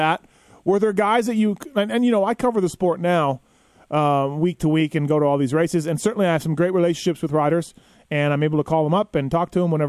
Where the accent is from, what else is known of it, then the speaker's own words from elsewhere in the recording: Winnipeg, Manitoba, Canada; I'm from Winnipeg, born and raised.